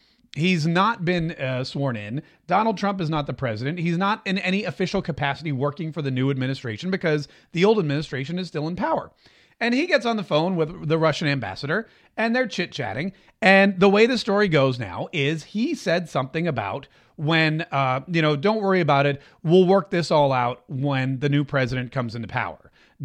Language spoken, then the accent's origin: English; Canada; I'm Canadian and we're not threatening, eh?